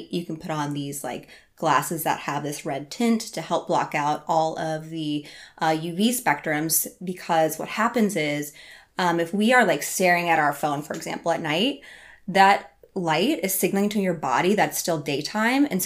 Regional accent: Iowa, United States; They hear you're American, and I'm like, I'm from Iowa.

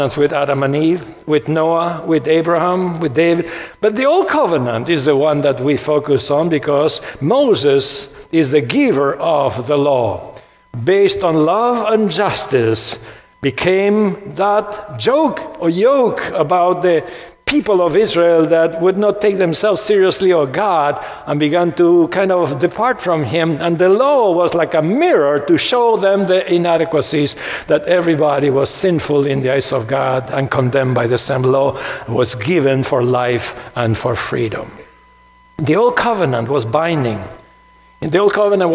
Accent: Argentina; When I was growing up in Argentina, my church had 614 commandments.

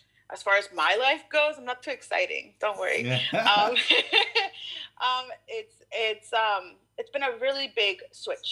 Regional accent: Ashland, Oregon, United States; we moved to the valley. My family did. When I was 3

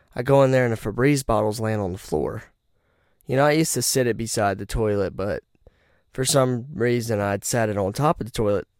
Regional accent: Rocky Mount, North Carolina, United States; I'm from Rocky Mount, where people die every day

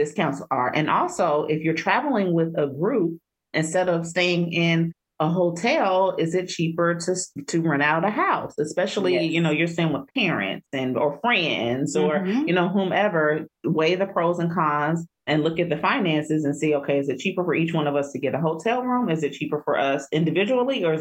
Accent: Cincinnati, Ohio, United States; moved away; I'm originally from Cincinnati

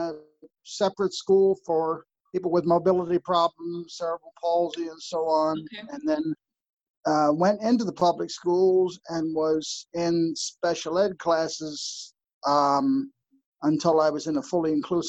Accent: New Jersey, United States; born or raised there; also born or lived in Virginia

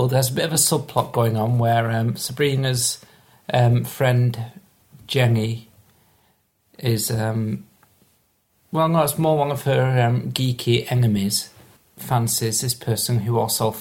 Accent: Manchester, North West England, United Kingdom; me being Mancunian

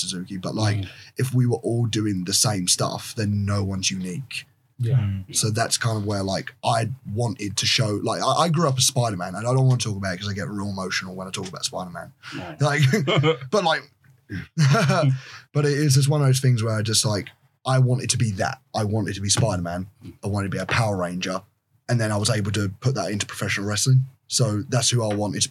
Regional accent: United Kingdom; I'm the best wrestler that British wrestling has ever produced.

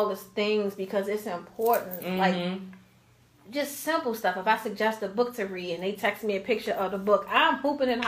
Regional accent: Baltimore, Maryland, United States; I grew up in Baltimore City. I moved in Edmonton Village when I was a year old with my parents

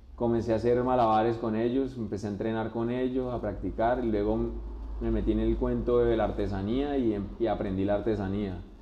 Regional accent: Barrancabermeja, Santander, Colombia; moved away as an adult; now in Bucaramanga, Colombia; soy de la ciudad de Barranca Bermeja, vine a la ciudad de Bucaramanga con las ganas de, de estudiar

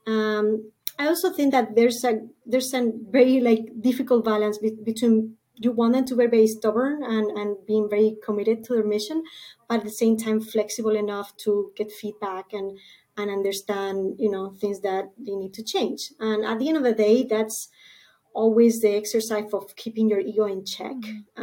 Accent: Spain; moved away as an adult; now in San Diego, United States; I was born and raised in Spain

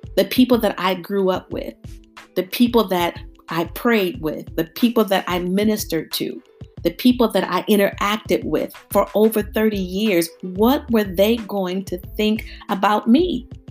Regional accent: Youngstown, Ohio, United States; moved away as an adult; now in Houston, United States; I grew up in Youngstown, Ohio.

